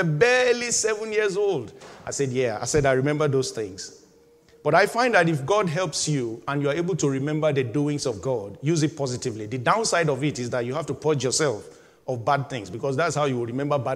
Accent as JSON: {"language": "English", "country": "Nigeria", "tie": "born or raised there", "moved": "as an adult", "said": "having left my home country, Nigeria, in 2000. And I was living the life of a 28, 29, 30-year-old, just barely 30 in Nigeria"}